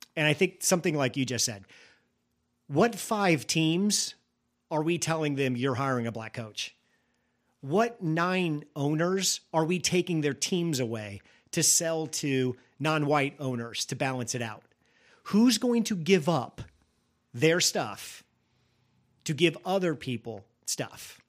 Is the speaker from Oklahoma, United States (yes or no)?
no; rural Illinois, United States; I grew up in a small town in rural Illinois